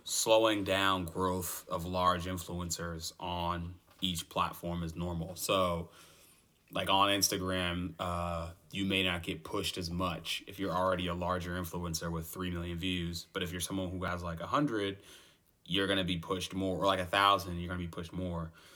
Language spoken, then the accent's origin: English; United States; I'm an American